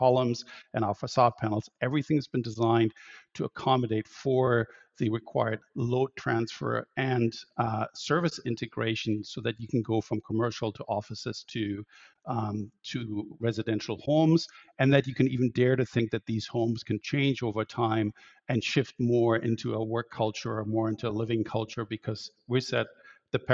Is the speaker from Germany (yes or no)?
yes; Germany; moved away as an adult; also born or lived in Barcelona / Berlin; now in Vancouver, Canada; I'm an architect, and I was I grew up in Germany